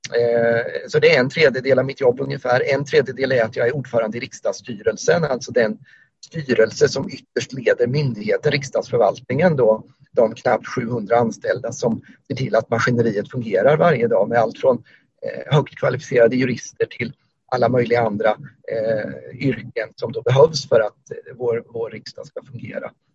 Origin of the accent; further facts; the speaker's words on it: Ödeshög, Östergötland, Sweden; also born or lived in Motala; now in Norrköping, Sweden; annars är jag eh, östgöte, eh, om man ska använda lite andra etiketter, uppvuxen mm. i Ödeshög